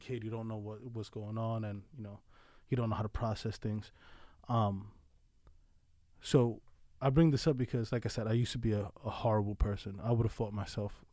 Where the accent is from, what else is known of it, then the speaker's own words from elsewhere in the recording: New York City, New York, United States; moved away as an adult; also born or lived in Colorado / Pennsylvania; now in Delaware County, Pennsylvania, United States; Born and raised in the South Bronx, Sunview Projects